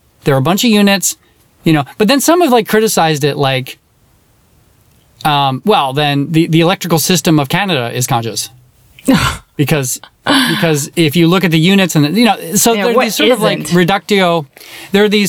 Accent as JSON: {"language": "English", "country": "United States", "accent": "American", "said": "my American accent"}